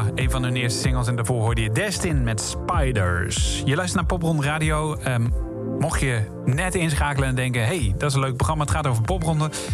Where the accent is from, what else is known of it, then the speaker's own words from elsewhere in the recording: Ede, Gelderland, Netherlands; toevallig kom ik wel uit Ede